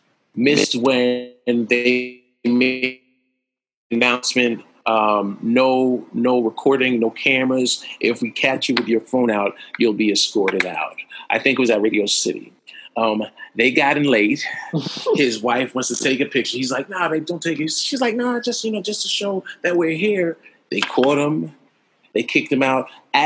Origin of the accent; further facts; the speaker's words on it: New York City, New York, United States; I was originally from the Bronx and moved back on June 25th, 1995.